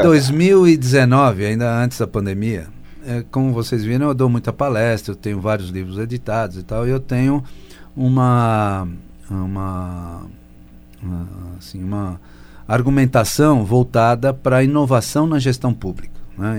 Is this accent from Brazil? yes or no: yes; São Paulo, Brazil; no Bom Retiro, onde eu nasci